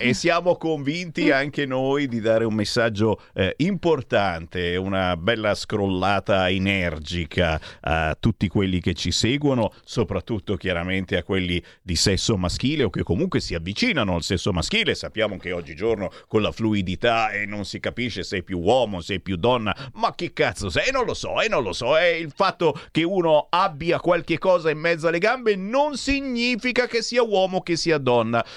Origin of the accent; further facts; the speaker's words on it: the North, northern Italy, Italy; noi del nord